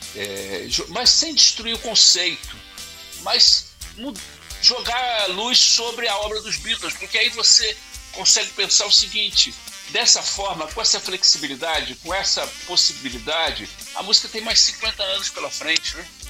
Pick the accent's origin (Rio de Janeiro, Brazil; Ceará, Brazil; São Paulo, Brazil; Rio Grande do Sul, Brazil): Rio de Janeiro, Brazil; now in Vitória, Brazil; Eu, eu nasci no Rio de Janeiro e vim para Vitória. Quando eu nasci, quando eu era moleque no Rio de Janeiro